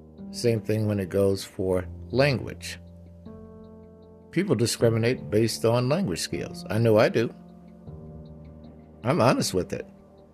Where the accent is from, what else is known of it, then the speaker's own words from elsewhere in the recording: Gary, Indiana, United States; also born or lived in Ohio; I'm originally from Gary, Indiana, and back there, it was uncommon for me to date a black man.